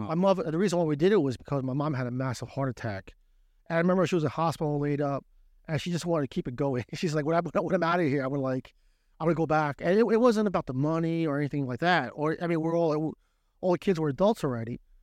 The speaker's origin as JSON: {"language": "English", "town": "Brooklyn", "region": "New York", "country": "United States", "also_born_or_lived": "New Jersey", "moved": "yes", "lives_now": "Shanghai, China", "said": "Originally from, uh, Brooklyn. I always tell people, not New York, from Brooklyn."}